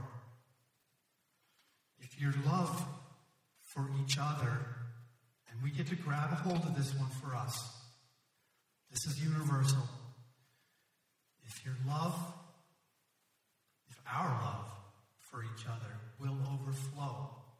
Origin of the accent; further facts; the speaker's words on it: Ottawa, Ontario, Canada; I grew up in Ottawa, and Ottawa is situated up against the Ottawa River.